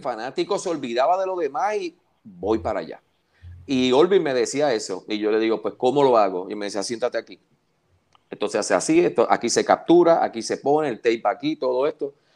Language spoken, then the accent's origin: Spanish; Puerto Rico; todos los que somos puertorriqueños